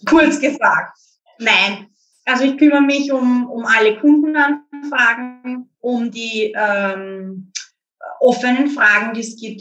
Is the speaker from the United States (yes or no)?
no; Lower Austria, Austria; ich bin auch aus Niederösterreich, aber halt näher an der Stadt